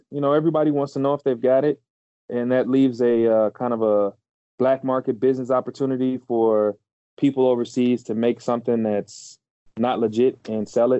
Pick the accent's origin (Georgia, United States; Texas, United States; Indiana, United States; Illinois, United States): Texas, United States; Houston; now in Chicago, United States; I was born in Texas, Houston specifically, currently live in Chicago